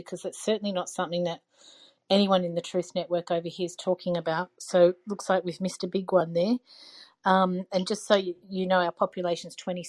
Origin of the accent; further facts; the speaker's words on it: Australia; I'm from Australia.